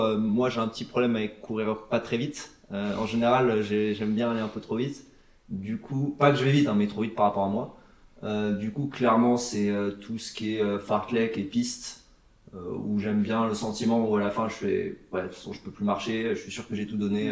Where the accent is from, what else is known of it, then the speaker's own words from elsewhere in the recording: Antony, Île-de-France, France; now in Nuremberg, Germany; j'habite à Nuremberg, je viens de France, euh, région parisienne, Antony.